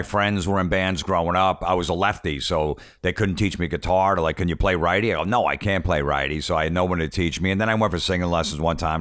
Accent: Old Bridge, New Jersey, United States; I grew up in Old Bridge, so it was one town over

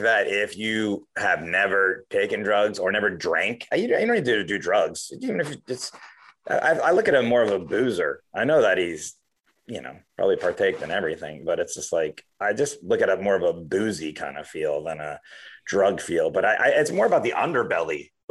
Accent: Miami, Florida, United States; moved away; I grew up in Miami, Florida

